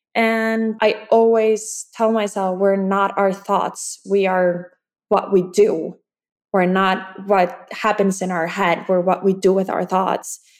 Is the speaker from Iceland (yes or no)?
yes; Iceland; I'm from Iceland